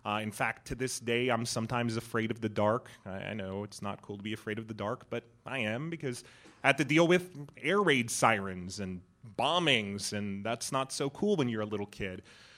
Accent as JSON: {"language": "English", "region": "London", "country": "United Kingdom", "tie": "born there", "said": "My parents had actually actively made the decision for me to be born in London. I was born in December 1979, so it was just after the revolution, and my family is a small religious minority, Zoroastrians"}